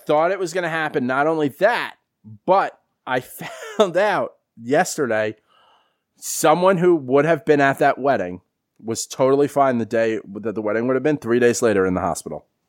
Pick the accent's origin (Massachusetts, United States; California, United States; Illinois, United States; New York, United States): New York, United States; New York City; I grew up in the Bronx